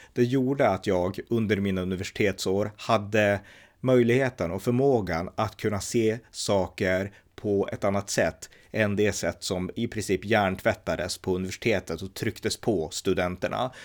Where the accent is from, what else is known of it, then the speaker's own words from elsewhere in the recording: Örnsköldsvik, Västernorrland County, Sweden; Jag är född 1979, uppväxt i Örnsköldsvik